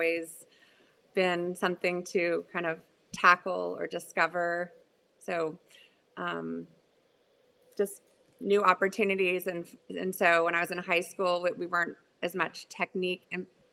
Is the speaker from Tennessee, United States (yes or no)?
yes; Memphis, Tennessee, United States; I grew up on Memphis Tiger swimming